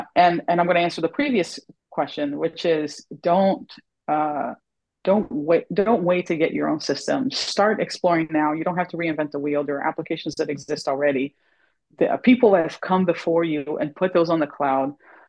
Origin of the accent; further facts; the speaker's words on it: the South, United States; Oh, thank goodness it's in the South and it's hot. As a Southerner, I appreciate it.